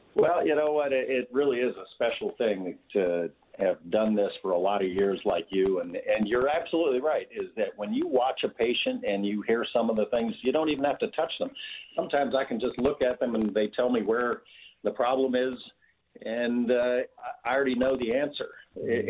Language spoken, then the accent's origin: English; Montana, United States; I grew up on a on a cattle ranch in Montana